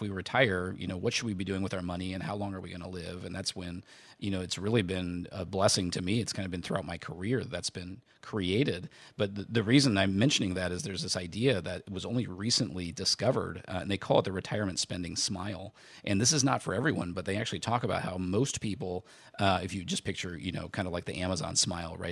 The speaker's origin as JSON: {"language": "English", "region": "Indiana", "country": "United States", "tie": "born or raised there", "said": "I grew up in Indiana"}